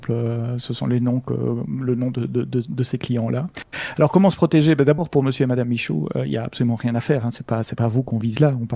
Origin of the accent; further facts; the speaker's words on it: Belgium; non, ah non, monsieur, je suis belge.